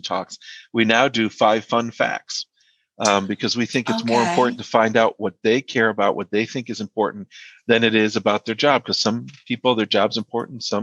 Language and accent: English; Georgia, United States; I'm from Georgia. That's where I grew up.